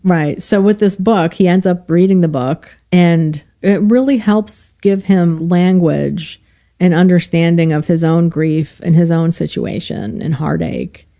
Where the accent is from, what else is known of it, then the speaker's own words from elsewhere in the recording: Illinois, United States; moved away; I'm from Illinois originally